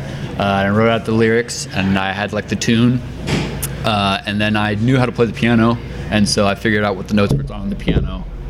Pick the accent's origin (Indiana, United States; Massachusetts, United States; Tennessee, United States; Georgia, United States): Indiana, United States; Greenfield; moved away as an adult; now in Indianapolis, United States; I grew up in Greenfield.